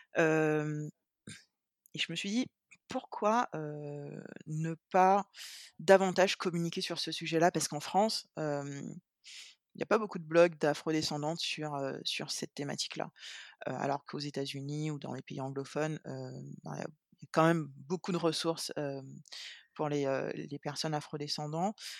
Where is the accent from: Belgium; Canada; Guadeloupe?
Guadeloupe; je suis guadeloupéenne